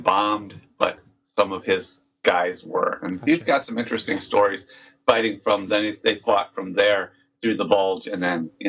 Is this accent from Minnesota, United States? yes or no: yes; Minnesota, United States; also born or lived in California; now in Wisconsin, United States; Grew up, born and raised in Minnesota, moved to California for a decade and a half, and then ended up in Wisconsin.